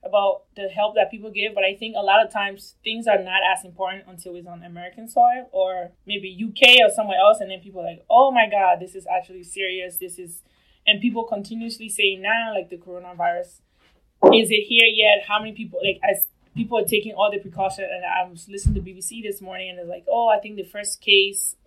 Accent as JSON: {"language": "English", "country": "Liberia", "moved": "yes", "lives_now": "United States", "said": "I'm from Liberia"}